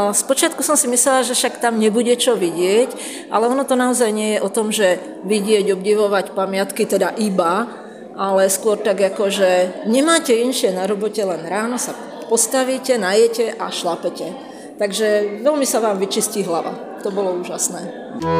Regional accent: Slovakia; odkiaľ sme, že zo Slovenska

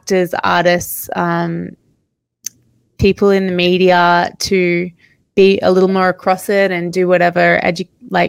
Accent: Australia; It's where I grew up right beside the ocean. I'm actually here in my hometown at the moment

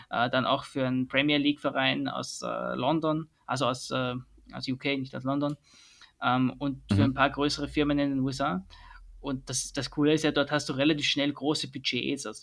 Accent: Vienna, Austria; born there; accent: Austrian; Das hört man an meinem Akzent

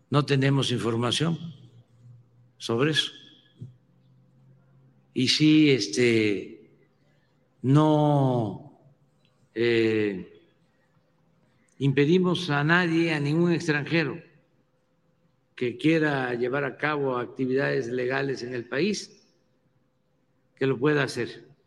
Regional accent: Mexico

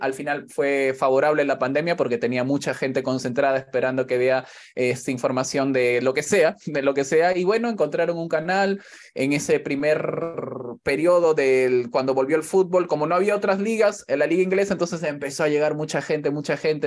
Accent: Callao, Peru; now in Spain; en el barrio, yo soy del Callao

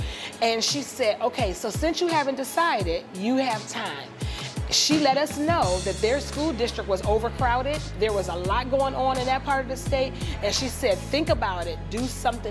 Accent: Maryland, United States; I am from Maryland in the DMV area

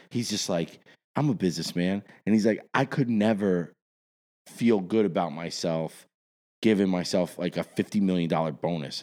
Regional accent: South Orange, New Jersey, United States; also born or lived in Dumont, New Jersey; I grew up, I grew up in South Orange before I, I lived in Dumont

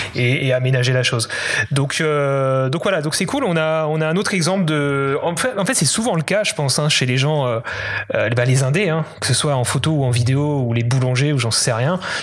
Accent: Alsace, Grand Est, France; moved away as an adult; also born or lived in Paris; Je suis originaire d'Alsace, mais je suis allé à Paris finir mes études

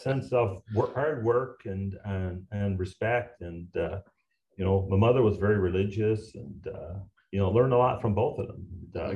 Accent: Garnish, Newfoundland and Labrador, Canada; moved away; also born or lived in Point Rosie, Newfoundland; I'm a new from Newfoundland, and I'm proud of it. Uh, I was born uh, in this small little outport called Point Rosie. No roads, uh, 12 families, resettled when I was three to a to a, a, a town called Garnish.

